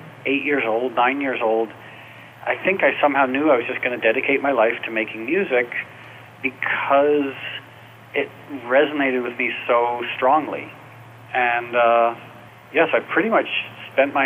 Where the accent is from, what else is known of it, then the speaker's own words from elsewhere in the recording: New York, United States; moved away as an adult; now in Los Angeles, United States; I was raised in New York, and I moved to L.A. a few years ago